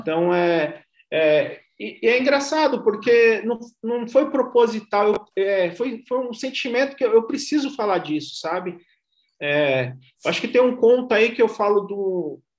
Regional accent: Ubatuba, São Paulo, Brazil; moved away as an adult; also born or lived in Mogi das Cruzes; now in São Paulo, Brazil; eu estudava no centro de Ubatuba, eu sou, eu sou de Ubatuba

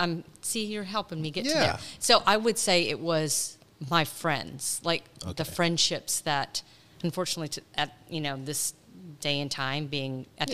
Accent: Morton, Minnesota, United States; moved away as an adult; also born or lived in Phoenix, Arizona; So I'm from a little small town, Morton, Minnesota. Population of 400. So a very, very small town.

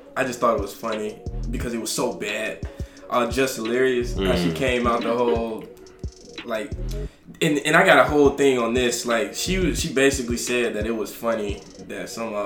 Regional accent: Alabama, United States; now in New York, United States; I'm from Alabama, the deep south

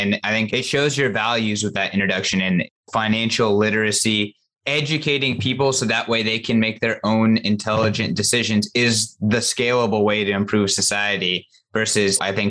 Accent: California, United States; as a Californian

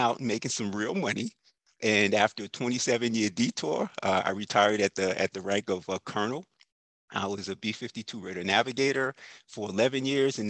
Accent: New York, United States; now in Tampa Bay Area, United States; I grew up in New York

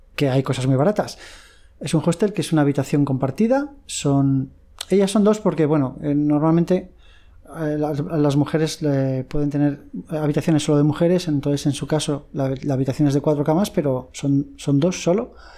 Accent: Madrid, Community of Madrid, Spain; now in Thailand; yo soy de Madrid

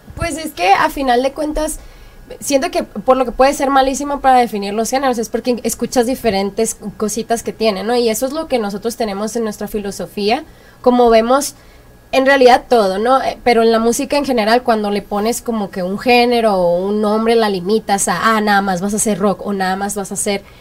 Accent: Culiacán, Sinaloa, Mexico; moved away; also born or lived in Los Angeles; Yo soy de, del norte de Culiacán, Sinaloa

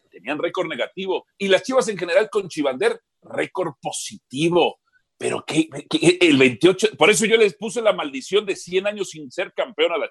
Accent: Guadalajara, Jalisco, Mexico; Yo soy de las chivas, yo soy de Guadalajara.

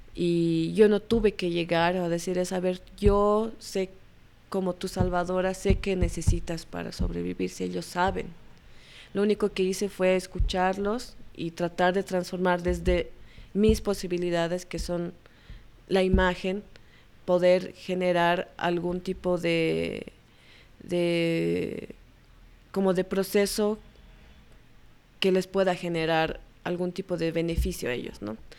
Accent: La Paz, Bolivia; yo nací en La Paz y crecí en La Paz

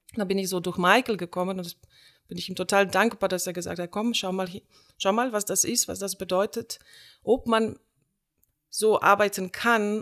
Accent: Slovenia; German is a second language; also born or lived in Iran; now in Aachen, Germany; in meine Heimat nach Slowenien

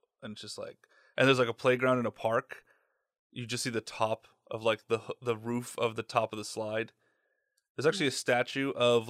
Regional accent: Midland, Michigan, United States; We were just finishing talking about how Midland, Michigan, my hometown's underwater.

